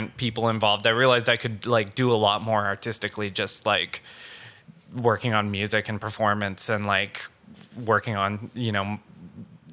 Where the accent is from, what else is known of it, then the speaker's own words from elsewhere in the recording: Ottawa, Ontario, Canada; moved away as an adult; also born or lived in Toronto; now in Montreal, Canada; I was born in Stittsville, which at the time was just outside of Ottawa. Now it's in Ottawa. I went to Bell, though, with Keegan. And I used to do musical theater and stuff in high school.